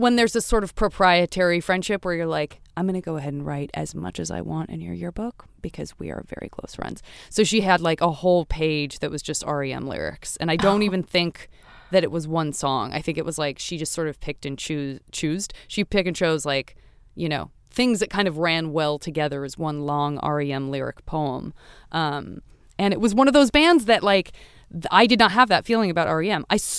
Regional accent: Los Angeles, California, United States; I'm from Los Angeles. You know what I mean? So it's like... Okay, then I respond. I'm like, a native.

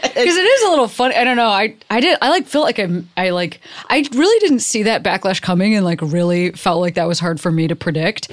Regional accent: Chicago, Illinois, United States; I grew up in Chicago, there's not a border wall there

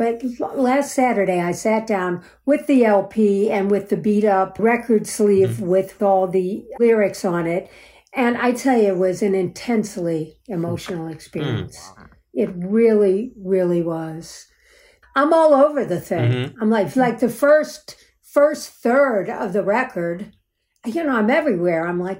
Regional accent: St. Louis, Missouri, United States; I am from St. Louis.

